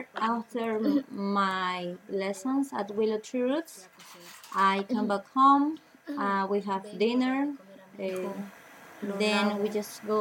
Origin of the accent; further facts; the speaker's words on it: Tucumé, Lambayeque, Peru; now in Pachacutec, Peru; I'm from Tucumé in Lambayeque, Peru.